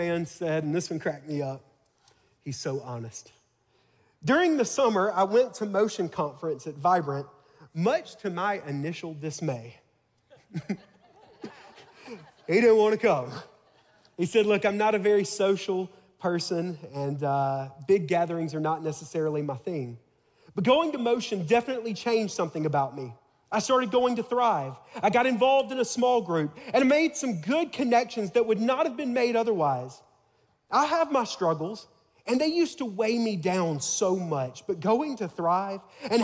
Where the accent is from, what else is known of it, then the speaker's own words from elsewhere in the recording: Tuscaloosa, Alabama, United States; I'm from Tuscaloosa, Alabama, home of the Crimson Tide.